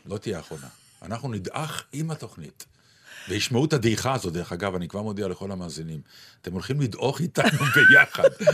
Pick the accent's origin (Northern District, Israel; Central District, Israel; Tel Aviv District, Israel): Tel Aviv District, Israel; Ramat Gan; ספר יבנה, שהוא היה באזור רמת יצחק ברמת גן